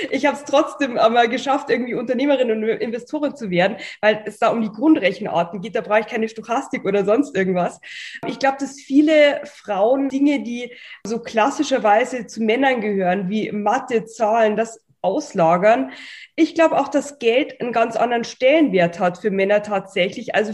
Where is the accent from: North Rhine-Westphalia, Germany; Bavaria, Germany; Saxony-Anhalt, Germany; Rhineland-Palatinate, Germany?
Bavaria, Germany; accent: Bavarian; und hatte dann auch noch meinen bayerischen Akzent und die sprachen alle perfektes Hochdeutsch.